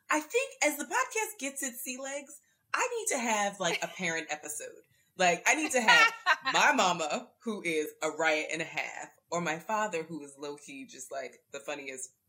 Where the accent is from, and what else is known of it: Orlando, Florida, United States